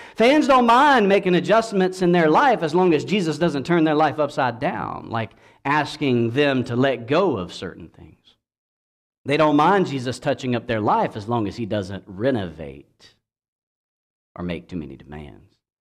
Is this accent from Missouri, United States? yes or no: no; Georgia, United States; my home state of Georgia